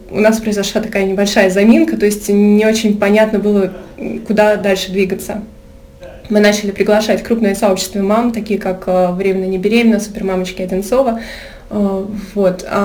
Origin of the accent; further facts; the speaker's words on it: Moscow, Russia; А, я сама из Москвы, но очень много путешествую с детства. Я жила в разных странах э, мира